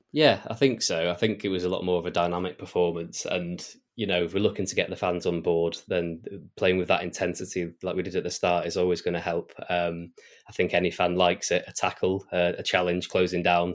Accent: Oxfordshire, South East England, United Kingdom; I'm actually from Oxfordshire, originally.

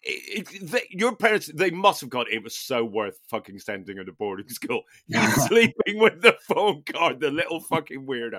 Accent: Newtownards, Northern Ireland, United Kingdom; I was born in Newtownards.

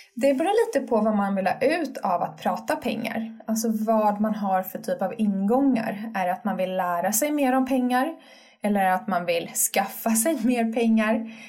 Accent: Sweden; vi svenskar

